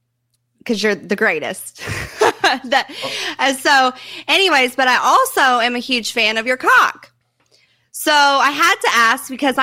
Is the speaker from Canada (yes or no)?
no; Lawrence, Kansas, United States; now in Florida, United States; I'm originally from Kansas.